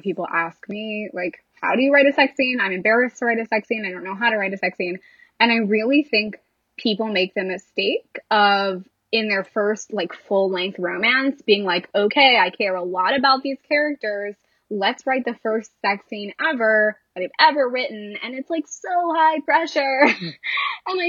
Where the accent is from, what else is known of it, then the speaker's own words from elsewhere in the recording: Lansing, Michigan, United States; I grew up in Michigan